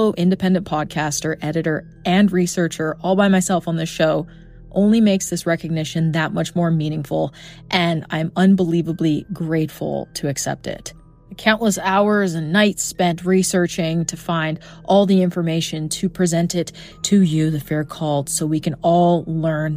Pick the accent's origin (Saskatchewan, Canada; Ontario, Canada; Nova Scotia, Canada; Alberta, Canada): Alberta, Canada; Edmonton; I examined my hometown case of Mark Twitchell